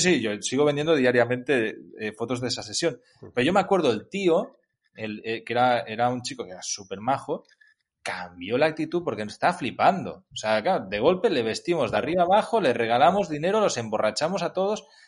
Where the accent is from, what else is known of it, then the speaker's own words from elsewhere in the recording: Catalonia, Spain; soy catalán y, ya sabemos lo que se cuece por mi, por mi zona